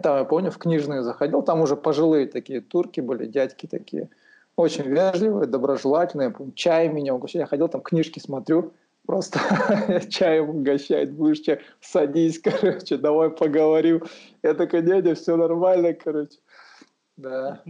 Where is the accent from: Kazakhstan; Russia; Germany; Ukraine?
Kazakhstan; Aksay, West Kazakhstan Region; moved away as an adult; also born or lived in Aktau, Kazakhstan / Almaty, Kazakhstan; я родился в Ахтау, получается, но э, вырос в Уральске, в Ахсае городке. Там вырос, там школу окончил